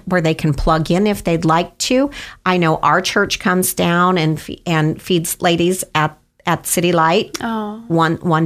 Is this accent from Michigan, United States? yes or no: no; Canyon County, Idaho, United States; We're both from Canyon County